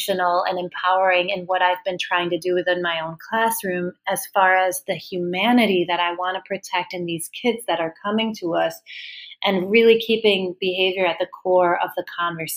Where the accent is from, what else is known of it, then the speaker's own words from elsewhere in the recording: Denmark; moved away; I'm from Denmark